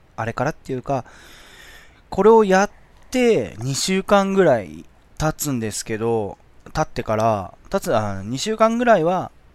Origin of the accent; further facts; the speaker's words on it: Shizuoka, Japan; 僕、清水出身